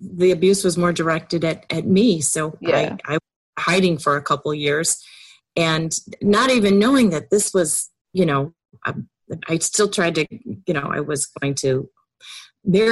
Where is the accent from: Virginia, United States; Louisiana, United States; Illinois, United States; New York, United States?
Illinois, United States; downstate; also born or lived in Chicago suburbs, Illinois; I'm from Illinois. Born and raised in downstate Illinois in the middle of the cornfields